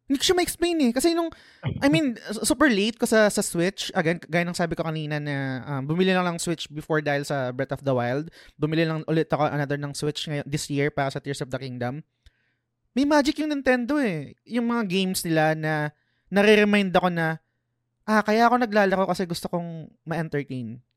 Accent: Philippines; Kasi kadalasan, minsan, bilang Pinoy, minsan guilty rin naman ako.

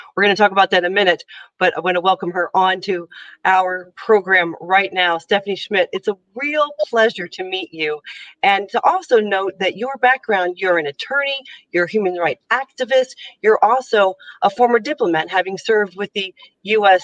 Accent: United States; moved away as an adult; now in Ireland; I'm an American who've lived who's lived now in Ireland for about five years

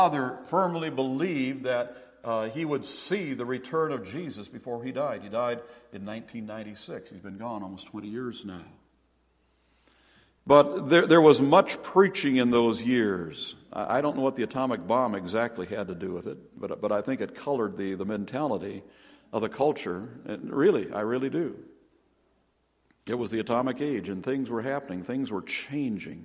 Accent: Stillwater, Minnesota, United States; also born or lived in Peking, Illinois; now in Duluth, United States; I was born in 1946 in Stillwater

